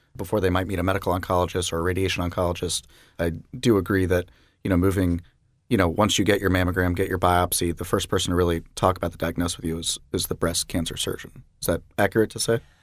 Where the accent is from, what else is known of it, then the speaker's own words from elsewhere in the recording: Jacksonville, Florida, United States; I'm a Jacksonville native myself